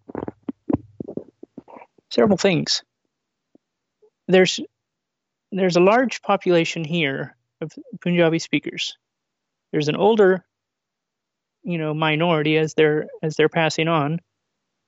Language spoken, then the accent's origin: English; California, United States; I'm from California